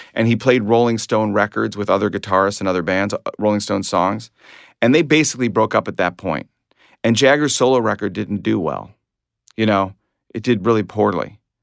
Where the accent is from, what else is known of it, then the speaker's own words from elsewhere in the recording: Glencoe, Illinois, United States; I grew up in Glencoe, Illinois, not Glen Cove, Long Island